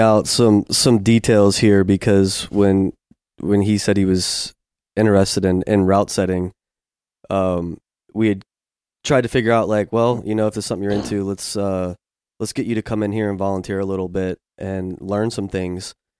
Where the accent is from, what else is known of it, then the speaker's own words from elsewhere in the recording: Virginia, United States; now in Memphis, United States; I grew up in Virginia